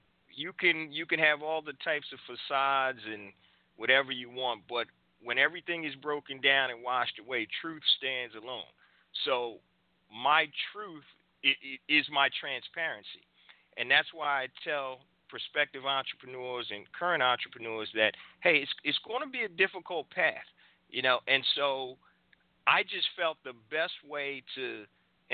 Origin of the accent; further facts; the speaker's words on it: Philadelphia, Pennsylvania, United States; I'm from Philadelphia, married